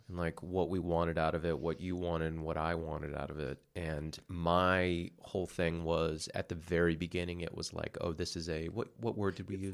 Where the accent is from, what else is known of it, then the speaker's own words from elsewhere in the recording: West Coast, United States; moved away; I'm from the West Coast